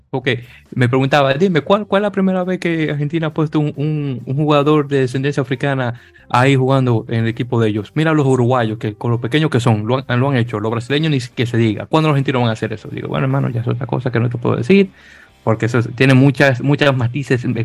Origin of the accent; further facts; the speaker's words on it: Dominican Republic; como decimos dominicana, MMG